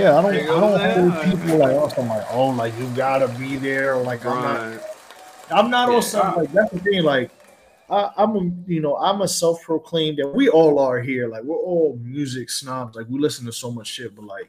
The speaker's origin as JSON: {"language": "English", "region": "New York", "country": "United States", "said": "as a New Yorker"}